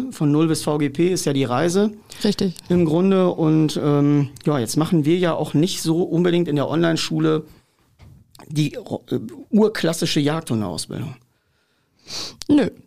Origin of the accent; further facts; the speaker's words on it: Hanover, Lower Saxony, Germany; Ich komme aus Hannover.